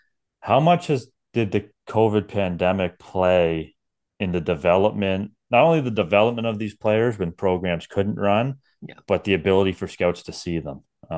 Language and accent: English; Brantford, Ontario, Canada; I'm from Brantford, and I'm just waiting for the day that Brantford is then part of the GTA.